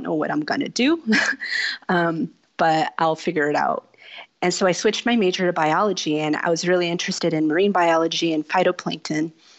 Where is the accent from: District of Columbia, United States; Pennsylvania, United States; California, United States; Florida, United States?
California, United States; Los Angeles County; Well, I am a native of Southern California. I was born and raised in Los Angeles County, just about 20 minutes west of the garden. So I'm local to the area.